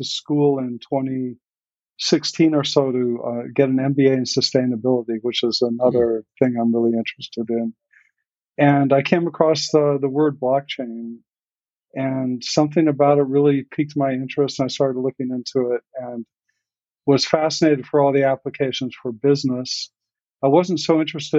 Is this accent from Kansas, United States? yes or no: yes; Kansas, United States; moved away as an adult; also born or lived in Colorado; now in New York, United States; I was born in Colorado and grew up in Kansas